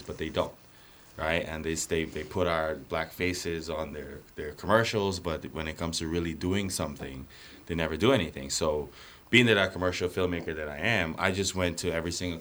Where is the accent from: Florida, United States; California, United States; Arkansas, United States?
Florida, United States; Orlando; moved away as an adult; now in Minneapolis, United States; I'm from Orlando